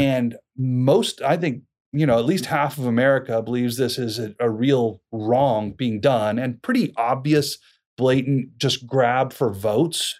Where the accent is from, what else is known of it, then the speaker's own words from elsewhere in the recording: Boise, Idaho, United States; also born or lived in Moscow, Idaho; born and raised in Boise down in southern Idaho